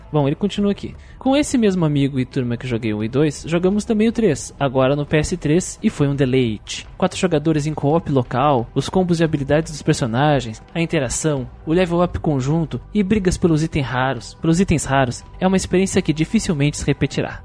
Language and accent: Portuguese; Rio Grande do Sul, Brazil; Também sou gaúcho